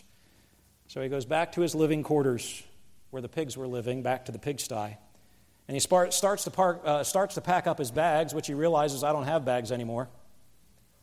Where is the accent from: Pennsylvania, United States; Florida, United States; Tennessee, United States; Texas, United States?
Pennsylvania, United States; moved away; where I grew up in Pennsylvania